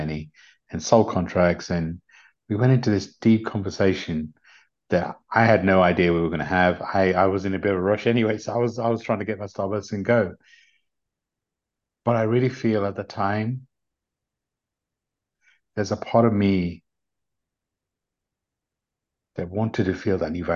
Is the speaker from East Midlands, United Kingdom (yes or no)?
yes; Leicester, East Midlands, United Kingdom; accent: English; also born or lived in London; I grew up in London, in the UK. Actually, I grew up in an area called Leicester in the UK